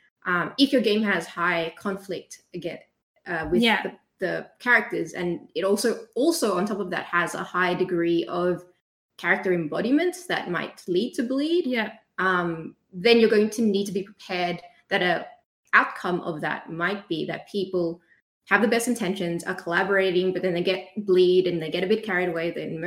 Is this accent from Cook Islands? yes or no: no; Australia; We're Australian